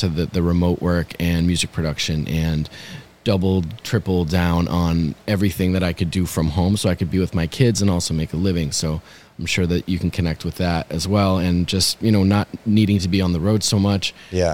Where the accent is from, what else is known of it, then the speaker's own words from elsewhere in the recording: Massachusetts, United States; also born or lived in San Francisco Bay Area; I grew up here in Massachusetts.